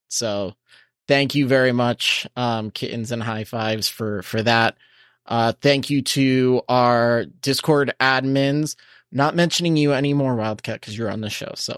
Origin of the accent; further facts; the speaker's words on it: Coral Springs, Florida, United States; in my hometown in Coral Springs, Mullins Park is always lit.